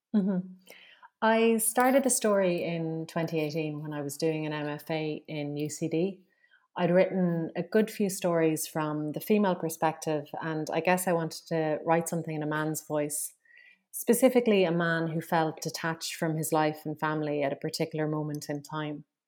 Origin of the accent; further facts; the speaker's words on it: Limerick, Munster, Ireland; I'm from Limerick